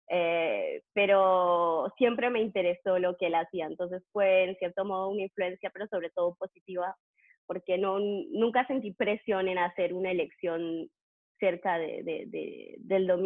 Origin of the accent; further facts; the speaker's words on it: Trois-Rivières, Quebec, Canada; also born or lived in Montreal; porque yo no, no crecí en Montreal, crecí en Trois-Rivières. Y ahí fui, hice la licencia, hice eh, la maestría y para, para, el doctorado me mudé a Montreal